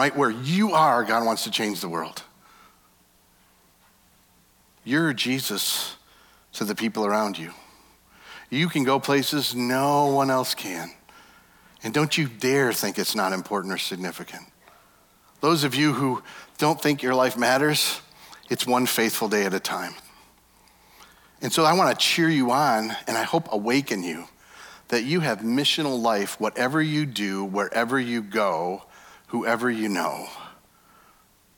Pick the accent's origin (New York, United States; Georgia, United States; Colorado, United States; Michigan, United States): Michigan, United States; West; I'm from West Michigan